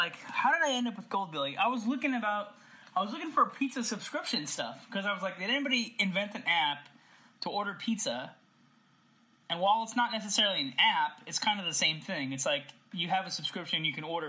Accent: California, United States; I'm from California

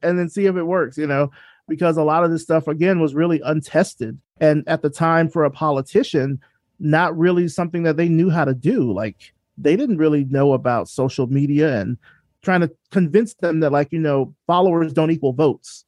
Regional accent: Selma, Alabama, United States; I grew up in Selma, Alabama

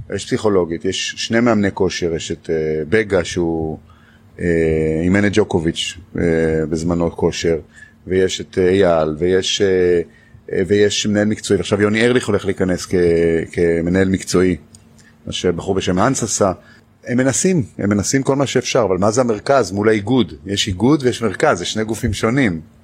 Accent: Israel; אנחנו ככה אנחנו ישראלים

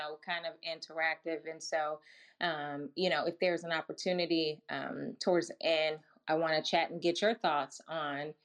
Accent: Milwaukee, Wisconsin, United States; I grew up in Milwaukee, Wisconsin

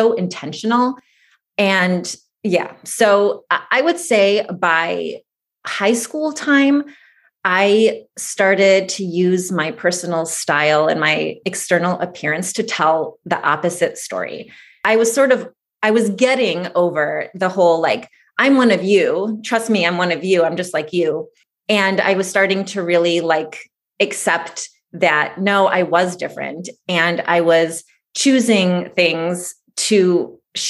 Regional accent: suburbs outside of Detroit, Michigan, United States; also born or lived in Moscow, Russia; I was born in Moscow, Russia. My family immigrated here when I was about 3 years old to suburbs outside of Detroit, Michigan

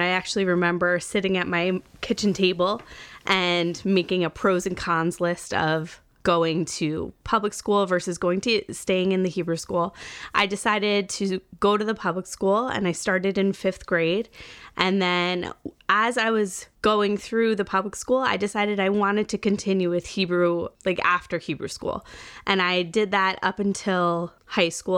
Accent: Rockaway, New Jersey, United States; I was born in Rockaway, New Jersey

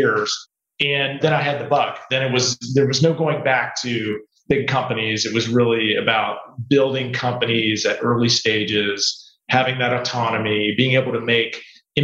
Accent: West Virginia, United States; growing up in West Virginia

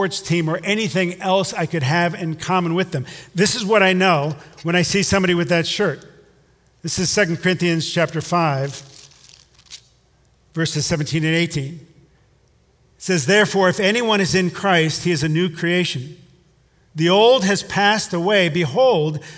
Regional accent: Hudson, Ohio, United States; I'm from Hudson

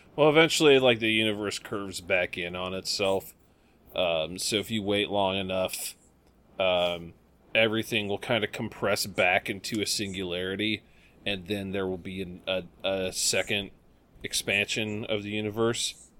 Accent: United States; us Americans

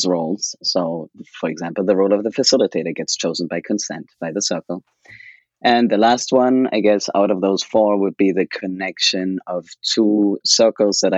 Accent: Germany; moved away as an adult; now in United States; I could go back to Germany. I was in the US then for 2 years for work, and I could go back to my home country

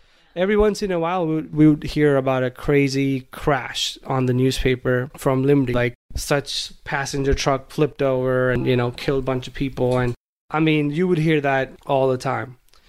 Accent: Kalol, Gujarat, India; English is a second language; you guys know that I grew up in India in a small town called Kalol, which is in the state of Gujarat.

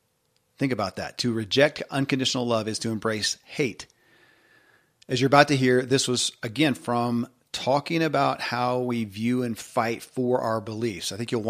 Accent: Kentucky, United States; born or raised there

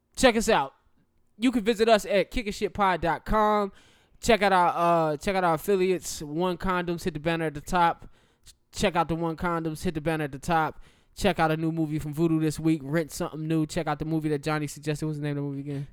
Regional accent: the South, United States; I am from the South

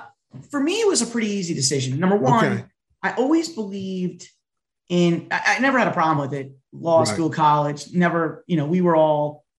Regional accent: New York City, New York, United States; us native New Yorkers, we're from Queens originally.

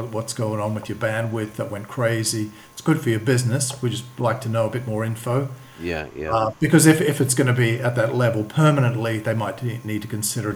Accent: Australia; moved away as an adult; also born or lived in London / Sydney; now in Sofia, Bulgaria; I'm from Australia.

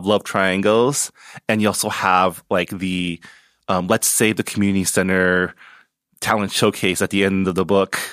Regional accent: San Gabriel Valley, California, United States; I grew up in the San Gabriel Valley, so I always grew up amongst Asians

